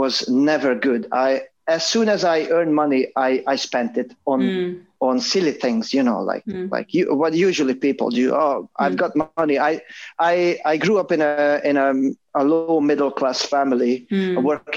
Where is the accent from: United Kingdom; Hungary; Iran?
Hungary; moved away; I grew up in Hungary